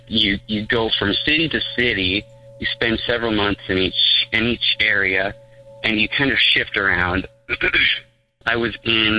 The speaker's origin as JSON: {"language": "English", "region": "Utah", "country": "United States", "said": "I'm from Utah, so safe guess, I am Mormon."}